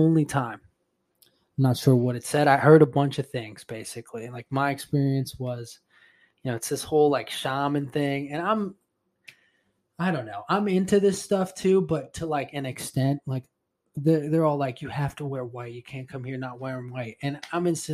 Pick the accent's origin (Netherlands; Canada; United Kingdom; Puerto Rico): Puerto Rico; I'm Spanish. I'm from Puerto Rico.